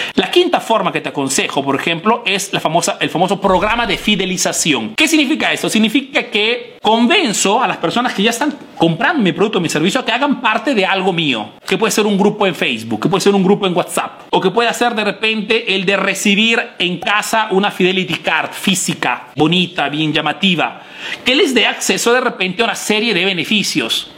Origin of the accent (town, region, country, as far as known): Peru; now in Italy